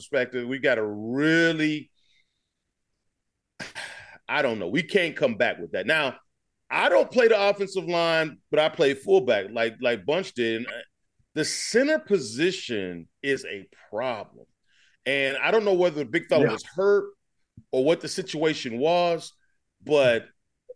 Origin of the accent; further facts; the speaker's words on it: Alabama, United States; moved away as an adult; also born or lived in Michigan; I'm right here in Alabama, born and raised. I came from Alabama. To Michigan